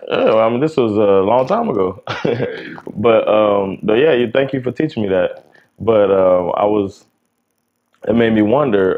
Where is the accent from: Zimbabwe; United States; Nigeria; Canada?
United States; South Florida; now in Sweden; growing up down here in South Florida